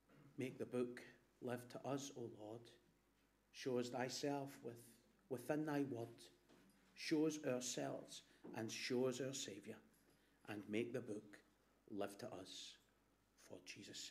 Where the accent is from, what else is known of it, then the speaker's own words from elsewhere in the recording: Glasgow, Scotland, United Kingdom; My mum is from Hag Hill, and I was brought up in Black Hill.